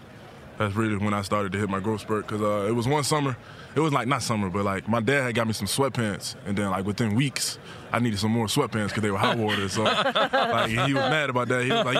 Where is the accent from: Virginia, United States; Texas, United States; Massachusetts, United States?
Virginia, United States; Richmond; I'm from Richmond